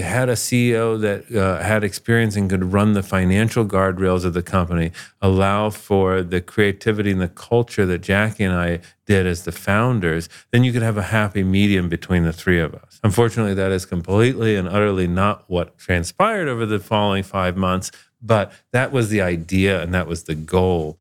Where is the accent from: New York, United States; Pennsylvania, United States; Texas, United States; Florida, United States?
Florida, United States; South; moved away; I grew up in South Florida